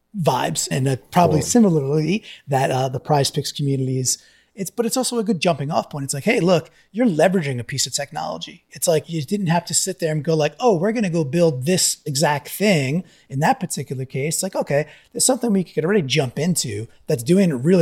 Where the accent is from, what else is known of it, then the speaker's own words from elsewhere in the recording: Long Island, New York, United States; As a Long Island kid